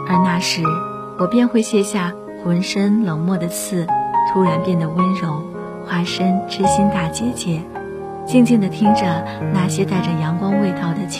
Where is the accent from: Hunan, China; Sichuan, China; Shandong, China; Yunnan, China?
Hunan, China; Changsha; 梦里，我三十岁了，回到了我的故乡长沙，还是孑然一身，在一个中学附近开了一家洋溢着浓烈文艺气息的小书吧。